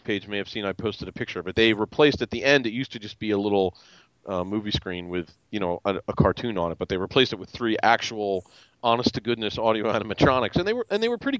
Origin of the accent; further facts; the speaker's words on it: Philadelphia, Pennsylvania, United States; also born or lived in Colmar, Pennsylvania; I'm from Philadelphia, but I actually live in a town called Colmar